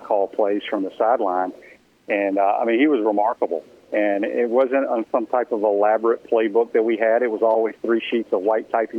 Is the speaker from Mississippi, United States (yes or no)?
yes; Cleveland, Mississippi, United States; moved away as an adult; also born or lived in Pascagoula, Mississippi; now in Florida, United States; I grew up basically in Cleveland, Mississippi, up in the Delta, until after my sophomore year, my dad got the job at Pascagoula, and then I was down there for 2 years.